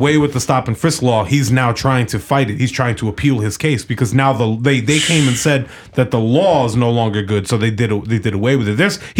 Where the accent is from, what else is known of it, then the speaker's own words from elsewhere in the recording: New York, United States; now in Florida, United States; I come from New York